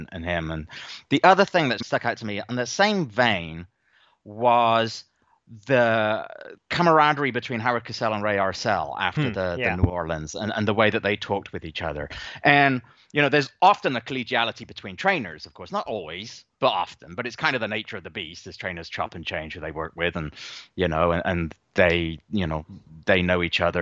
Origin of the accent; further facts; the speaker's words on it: England, United Kingdom; I grew up in England, and that country in the late 1970s and early 1980s was at times a pretty horrendous place to be